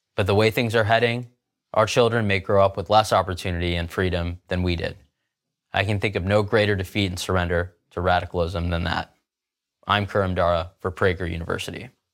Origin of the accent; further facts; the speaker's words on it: United States; I'm an American Muslim